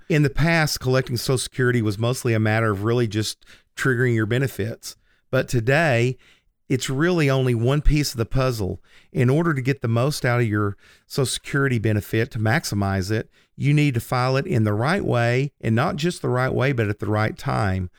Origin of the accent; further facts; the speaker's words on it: Lindsay, Oklahoma, United States; moved away as an adult; also born or lived in New York; Lindsay, America, or Lindsay, Oklahoma. Uh, that's the town that I was born and raised in.